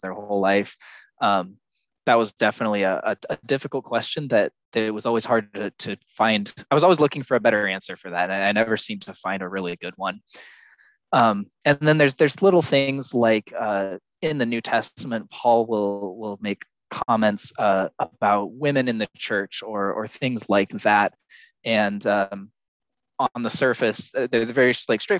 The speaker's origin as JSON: {"language": "English", "country": "United States", "also_born_or_lived": "Texas", "said": "I currently live in Texas. I'm American"}